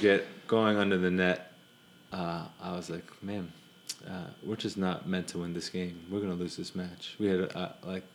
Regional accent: Florida, United States; now in California, United States; I grew up in Florida and now live in California

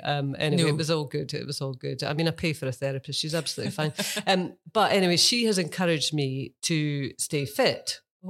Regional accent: England, United Kingdom; moved away as an adult; now in Melbourne, Australia; Born and bred in England, left all my friends behind, but I'm spending the last years of my life on the other side of the world.

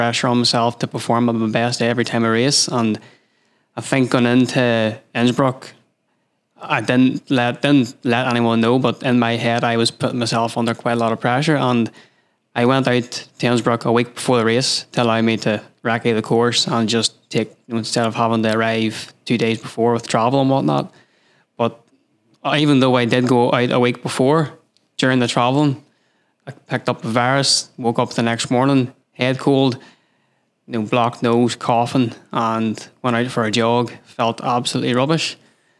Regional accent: County Down, Northern Ireland, United Kingdom; I come from County Down, which is in Ireland, Northern Ireland

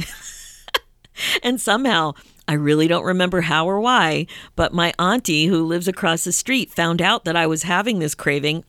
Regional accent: Pennsylvania, United States; we grew up in Pennsylvania

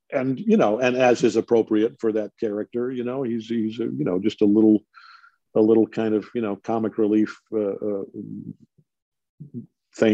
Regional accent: Detroit, Michigan, United States; my hometown Detroit Tigers

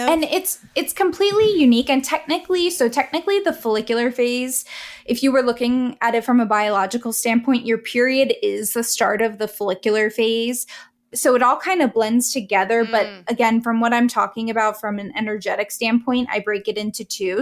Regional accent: East Coast, United States; I'm from the East Coast

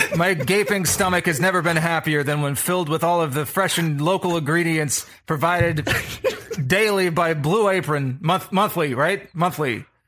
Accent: the South, United States; I grew up in the South

